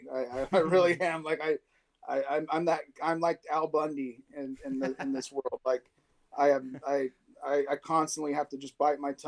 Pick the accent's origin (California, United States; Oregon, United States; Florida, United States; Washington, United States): California, United States; San Diego; born or raised there; also born or lived in Orange County